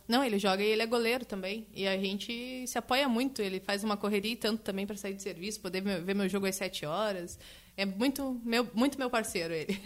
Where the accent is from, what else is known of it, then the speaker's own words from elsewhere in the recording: Santa Catarina, Brazil; now in Canguçu, Brazil; Eu não sou de Canguçu, sou natural de Santa Catarina